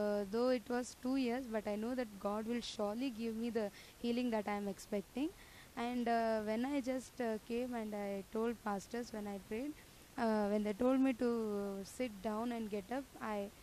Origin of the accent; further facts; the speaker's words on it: Bangalore, Karnataka, India; I'm from Bangalore